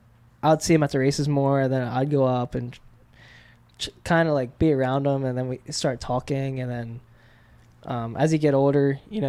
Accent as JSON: {"language": "English", "region": "Delaware", "country": "United States", "moved": "yes", "lives_now": "California, United States", "said": "I'm from Delaware."}